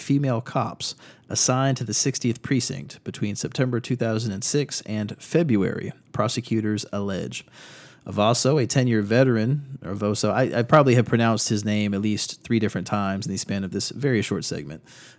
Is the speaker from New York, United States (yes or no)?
no; North Carolina, United States; Out of North Carolina, we've got a lot of stories in my home state.